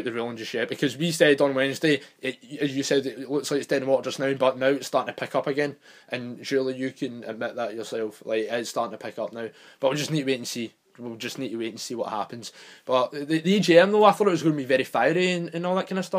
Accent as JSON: {"language": "English", "country": "United Kingdom", "said": "We're British"}